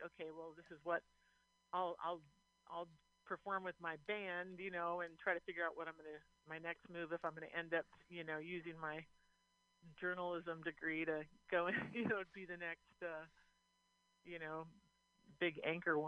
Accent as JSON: {"language": "English", "region": "Eastern Washington", "country": "United States", "said": "we're from Eastern Washington"}